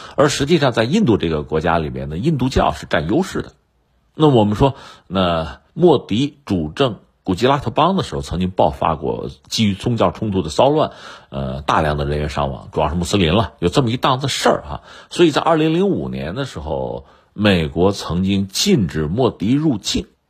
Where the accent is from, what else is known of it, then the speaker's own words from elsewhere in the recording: China; 那我们中国人吃那么多苦